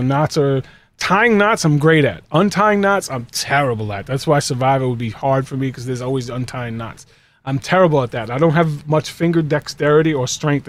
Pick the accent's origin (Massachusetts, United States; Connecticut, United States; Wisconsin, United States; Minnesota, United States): Massachusetts, United States; Boston; Because I'm from Boston, and it's Pedro Martinez.